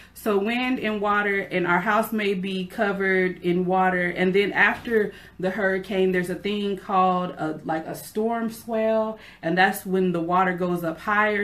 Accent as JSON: {"language": "English", "region": "California", "country": "United States", "tie": "born or raised there", "also_born_or_lived": "Memphis, Tennessee", "moved": "as an adult", "lives_now": "Florida, United States", "said": "I'm originally from California. That is where I was born and raised. I didn't move to Memphis until I was an adult, and then I spent 19 years of my adult life in Memphis"}